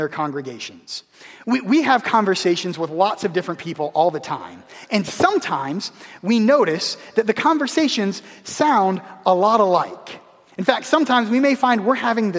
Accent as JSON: {"language": "English", "town": "Pittsburgh", "region": "Pennsylvania", "country": "United States", "said": "We're from Pittsburgh"}